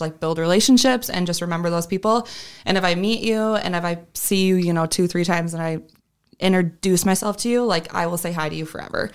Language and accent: English; Sioux Falls, South Dakota, United States; I am from Sioux Falls and born and raised here